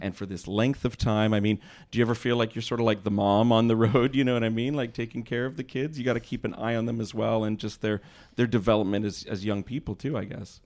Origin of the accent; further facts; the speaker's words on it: Montreal, Quebec, Canada; now in Toronto, Canada; from my own home city